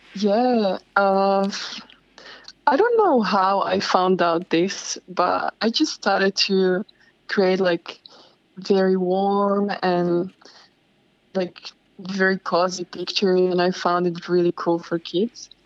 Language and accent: English; Slovakia; moved away as an adult; now in Bondi, Australia; I come from Slovakia